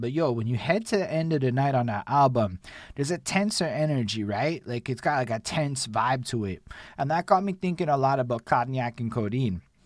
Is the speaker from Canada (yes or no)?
yes; Canada; as a Canadian